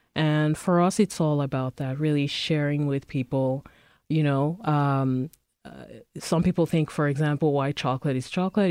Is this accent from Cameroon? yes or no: yes; Cameroon; also born or lived in Prince Edward Island, Canada; now in Winnipeg, Canada; I'm originally from Cameroon, but I grew up, I've been in Canada for the past, uh, twenty years